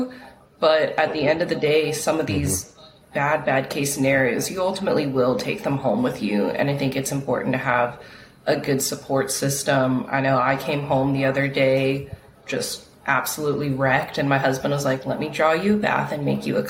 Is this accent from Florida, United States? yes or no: no; Texas, United States; moved away as an adult; now in Hawaii, United States; I'm from Texas. I was there my whole life. And then I did medical school there